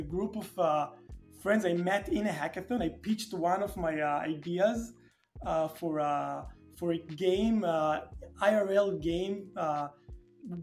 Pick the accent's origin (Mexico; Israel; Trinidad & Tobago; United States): Israel; Tel Aviv, Tel Aviv District; I was born and raised and lived in Tel Aviv most of my life